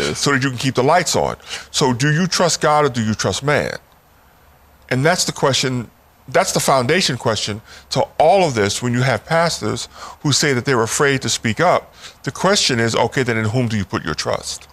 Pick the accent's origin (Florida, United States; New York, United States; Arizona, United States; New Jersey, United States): New York, United States; New York City; moved away as an adult; also born or lived in West Baltimore; now in Washington, D.C., United States; I was born and raised in New York City